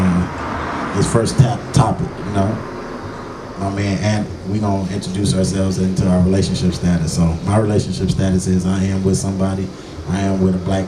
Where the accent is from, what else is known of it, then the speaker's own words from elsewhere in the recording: Oak Park, Michigan, United States; also born or lived in Detroit; I was born in Detroit, but I grew up in Oak Park